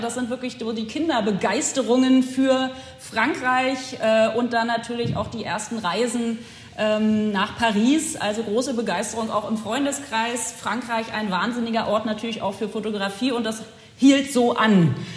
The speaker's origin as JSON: {"language": "German", "town": "Potsdam", "region": "Brandenburg", "country": "Germany", "tie": "born or raised there", "also_born_or_lived": "France", "moved": "as an adult", "lives_now": "Bordeaux, France", "said": "ich aus Potsdam ursprünglich geboren in Potsdam komme"}